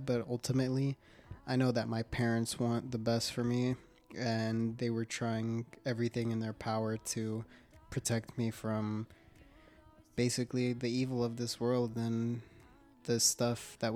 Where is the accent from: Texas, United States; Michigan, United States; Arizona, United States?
Arizona, United States; Phoenix; I was born here in Phoenix, Arizona